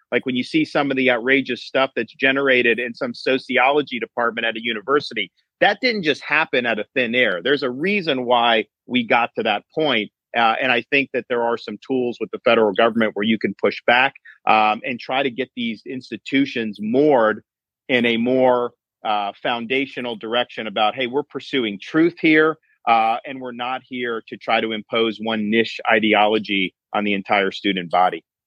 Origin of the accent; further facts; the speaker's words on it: Tampa, Florida, United States; I grew up in the Tampa Bay area, working minimum wage to get through school